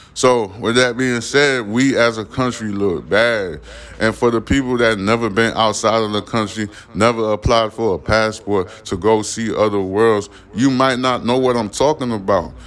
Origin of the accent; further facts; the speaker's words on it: New York City, New York, United States; I grew up. I was born in Brooklyn, New York